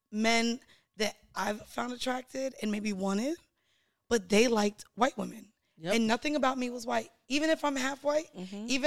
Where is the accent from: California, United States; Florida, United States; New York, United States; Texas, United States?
Florida, United States; Have you been to Miami? First off, I'm I, am i am from Florida.